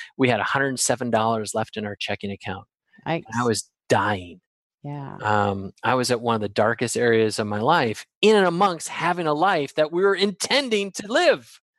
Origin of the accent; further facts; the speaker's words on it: Wisconsin, United States; I'm from Wisconsin